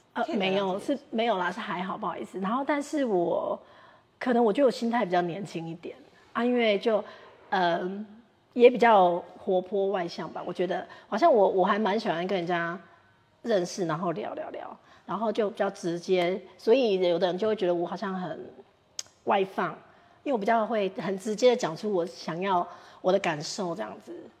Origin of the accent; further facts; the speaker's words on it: Taiwan; 因为毕竟英国比我们台湾物价高很多